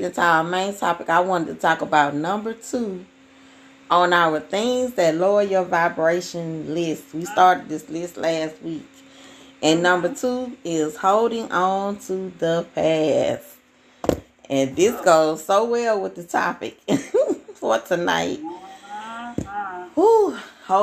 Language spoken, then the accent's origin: English; Alabama, United States; accent: country; I'm from Alabama